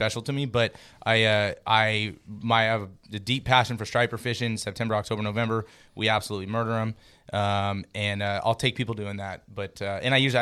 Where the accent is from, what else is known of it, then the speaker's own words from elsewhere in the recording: the Delta, California, United States; born and raised on the Delta, been fishing tournaments here for, probably like 17 years